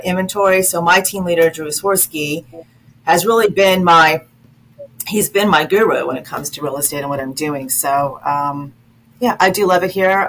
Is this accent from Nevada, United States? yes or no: yes; Las Vegas, Nevada, United States; now in DMV region, United States; I'm originally from Vegas, from Las Vegas, so that's sort of also in my in my in my d- DNA